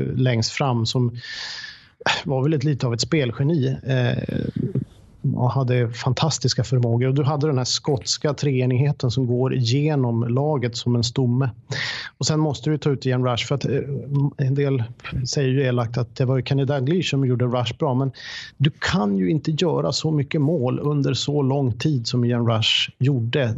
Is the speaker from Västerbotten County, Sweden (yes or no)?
no; Boden, Norrbotten County, Sweden; now in Sollentuna, Sweden; jag kommer från Boden, nu bor jag i Sollentuna, men, men jag kommer från Boden